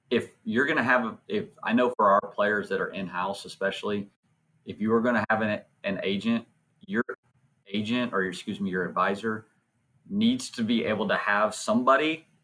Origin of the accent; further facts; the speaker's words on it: Nacogdoches, Texas, United States; me growing up in Nacogdoches, Texas